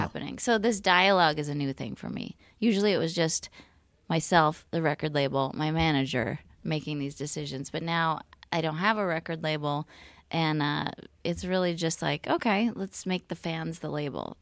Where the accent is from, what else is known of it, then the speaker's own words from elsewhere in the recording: California, United States; now in Portland, United States; I'm from California